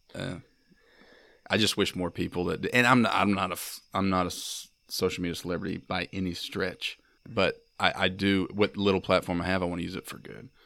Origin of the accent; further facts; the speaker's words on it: Mississippi, United States; proud of being from Mississippi, I'm proud of being American